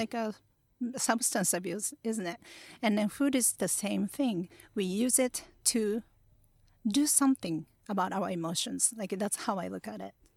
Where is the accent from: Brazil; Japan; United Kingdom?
Japan; Kurashiki, Okayama; English is a second language; also born or lived in New York; now in Tokyo, Japan; I was born in place called Kurashiki in Okayama. Um, it's a really peaceful place